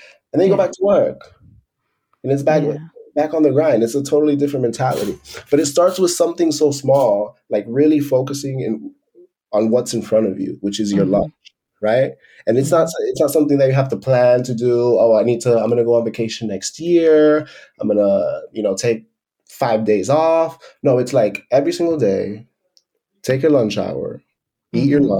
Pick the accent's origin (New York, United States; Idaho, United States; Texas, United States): New York, United States; New York City; moved away as an adult; also born or lived in Miami; now in Spain; So I was born in the New York City area. My parents came as immigrants from the Dominican Republic.